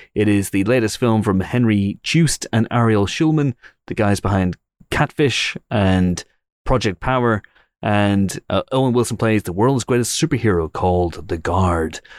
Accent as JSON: {"language": "English", "region": "Northern Ireland", "country": "United Kingdom", "said": "I'm Northern Irish"}